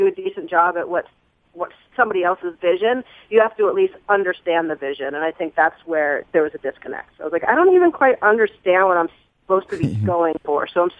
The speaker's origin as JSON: {"language": "English", "region": "the South", "country": "United States", "said": "I'm a girl from the South."}